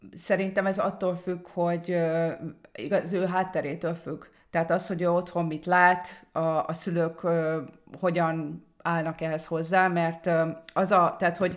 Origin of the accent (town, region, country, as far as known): Hungary; moved away